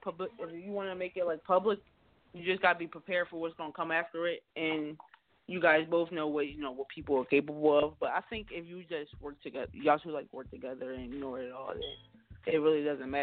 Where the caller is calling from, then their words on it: Pittsburgh, Pennsylvania, United States; I'm calling from Pittsburgh, Pennsylvania.